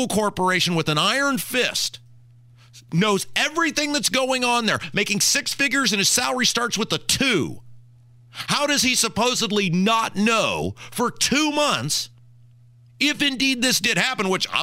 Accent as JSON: {"language": "English", "town": "Brownsburg", "region": "Indiana", "country": "United States", "said": "I'm from Brownsburg"}